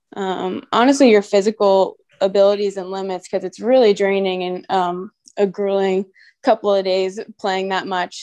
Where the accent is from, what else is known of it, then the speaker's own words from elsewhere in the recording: Virginia Beach, Virginia, United States; moved away as an adult; I grew up in Virginia Beach, Virginia, and I lived there until I went to college.